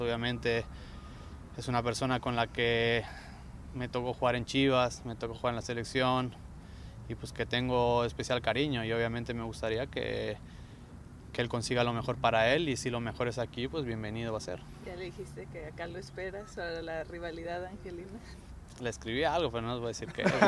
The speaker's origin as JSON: {"language": "Spanish", "country": "Mexico", "moved": "yes", "said": "en mi país, me encanta México"}